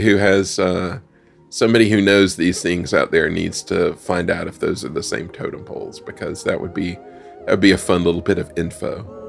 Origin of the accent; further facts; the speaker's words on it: North Carolina, United States; we grew up in North Carolina going up to the Cherokee Reservation